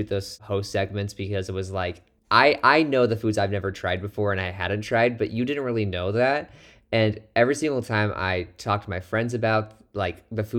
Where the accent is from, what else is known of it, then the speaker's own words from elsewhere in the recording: Midwest, United States; Oh, I know. I'm from the Midwest, so I have to start liking ranch someday.